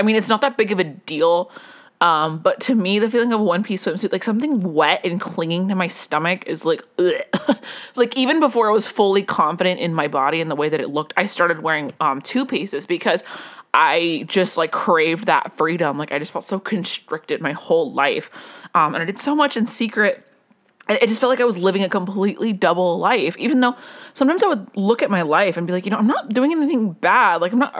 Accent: Colombia; also born or lived in Las Vegas, United States; I did grow up in Colombia, but that's not what I'm trying to say. I grew up in Las Vegas for a little while.

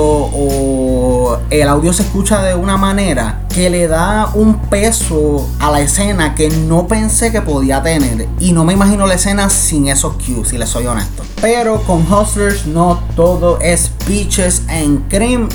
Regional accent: Puerto Rico

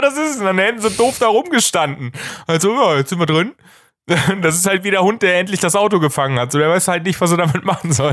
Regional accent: Germany; als Deutscher

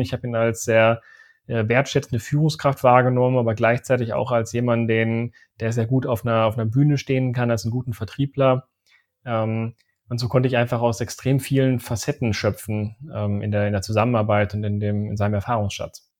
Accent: Sauerland, North Rhine-Westphalia, Germany; moved away as an adult; also born or lived in Aachen; Ich komme eigentlich aus dem Sauerland.

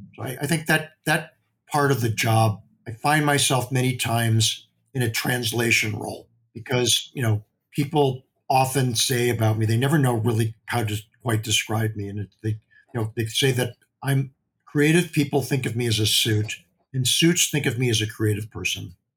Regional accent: Midwest, United States; I grew up in the Midwest.

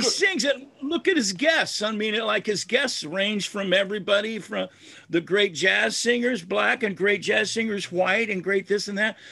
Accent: United States; an American kid

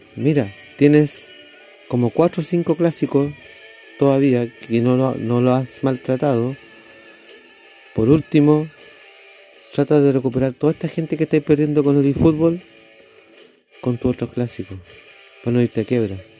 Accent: Chile; Yo soy de Chile

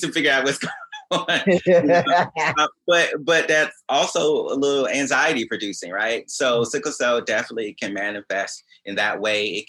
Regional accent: Augusta, Georgia, United States; moved away as an adult; also born or lived in New York / San Francisco / Indianapolis / Allentown, Pennsylvania; now in New Jersey, United States; I was born and raised in Augusta, Georgia

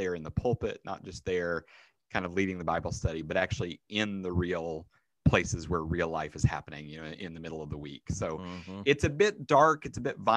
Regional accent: Arkansas, United States; also born or lived in Chicago / Minneapolis / Midwest; now in Pittsburgh, United States; I grew up in Arkansas

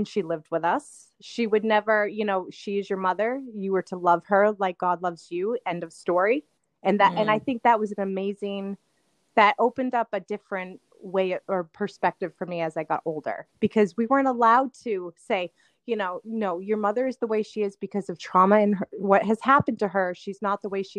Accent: Greenland, New Hampshire, United States; I grew up in Greenland, New Hampshire, and I lived in a multi-generational house.

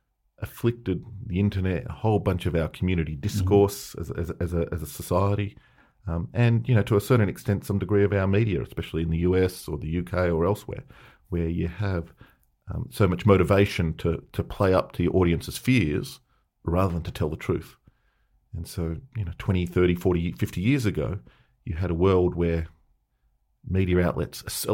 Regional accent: Melbourne, Victoria, Australia; the story, the myth that we heard growing up in Melbourne was that they were so hot.

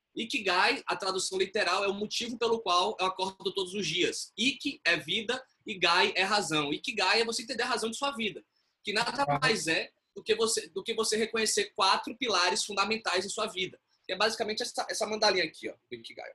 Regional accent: Bahia, Brazil; moved away; also born or lived in São Paulo; eu sou baiano.

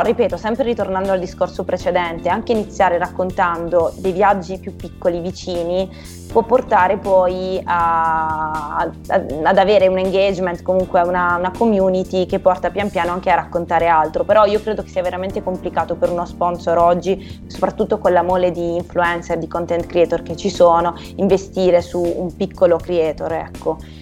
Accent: Bari, Apulia, Italy; io vivendo a Bari

